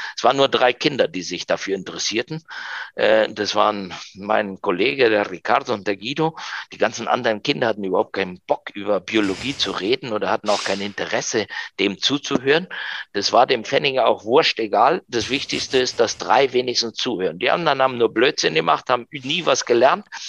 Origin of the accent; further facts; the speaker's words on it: Argentina; first language German and Spanish; moved away as an adult; now in Germany; einen äh, komischen Argentinier